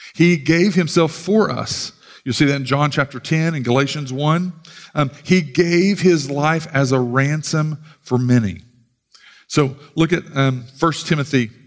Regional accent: United States; as proud American Christians

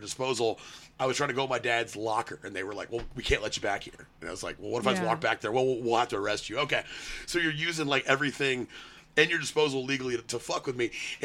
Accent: Austin, Texas, United States; my hometown in Austin

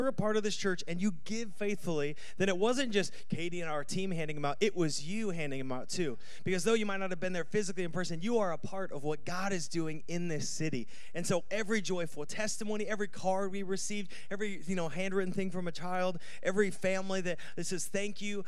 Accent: United States; born or raised there; moved away

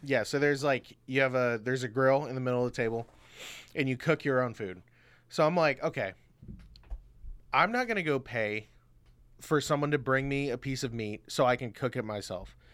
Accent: Orlando, Florida, United States; I was born in Orlando, Florida.

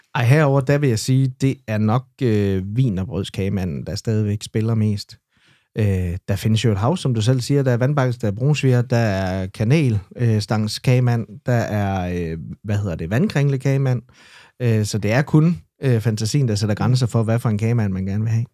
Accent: Esbjerg, Southern Denmark, Denmark; Nørregade 73 her i Esbjerg, og, øhm, og der boede vi faktisk de første fem år af mit liv

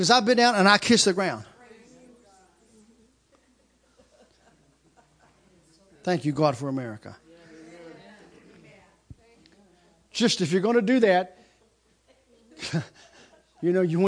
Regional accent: United States; I'm an American

